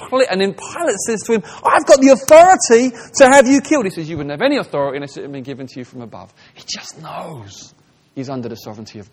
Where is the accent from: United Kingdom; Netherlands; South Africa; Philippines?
United Kingdom; England; I'm speaking as an English person